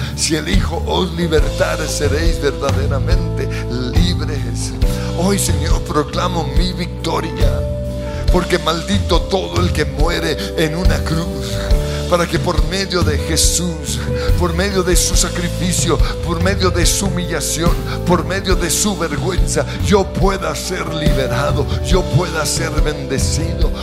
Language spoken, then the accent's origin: Spanish; Colombia; Soy bendecido como colombiano.